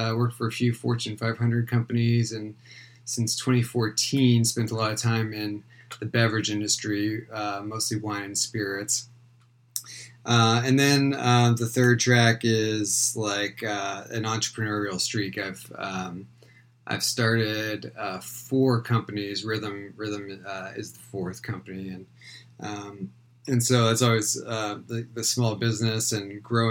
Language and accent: English; East Bay, San Francisco Bay Area, California, United States; I'm calling from the East Bay in a city called Walnut Creek near Oakland, and I'm originally from this area also.